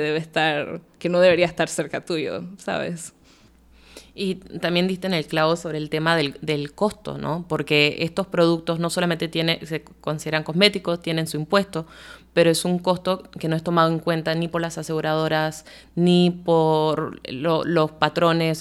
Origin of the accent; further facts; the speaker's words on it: Panama; como panameños y panameñas